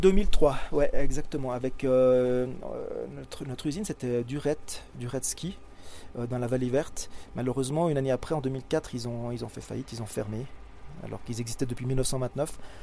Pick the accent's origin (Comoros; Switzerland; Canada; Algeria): Switzerland; je suis suisse